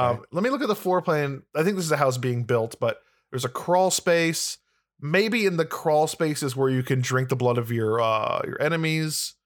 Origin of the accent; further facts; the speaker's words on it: Illinois, United States; I'm from Illinois, the land of corruption